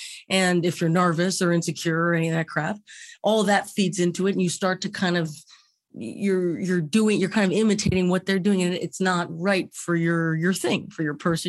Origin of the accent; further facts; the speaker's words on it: Los Angeles, California, United States; I was born in Cedar Sinai.